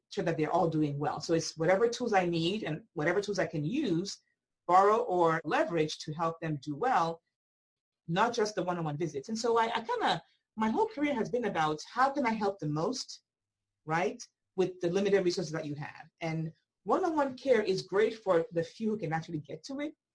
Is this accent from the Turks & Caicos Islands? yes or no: no; Nigeria; now in United States; I grew up in Nigeria